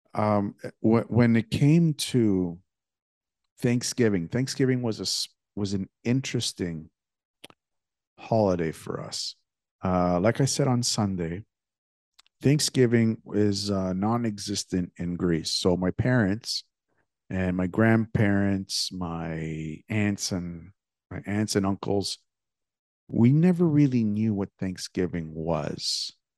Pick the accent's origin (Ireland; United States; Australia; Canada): Canada; Toronto, Ontario; when I was a kid growing up in Toronto